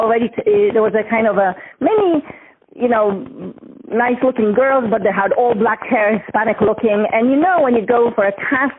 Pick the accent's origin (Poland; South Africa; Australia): Poland; Gdańsk, Pomeranian Voivodeship; English is a second language; moved away as an adult; now in United States; I was born in Gdańsk.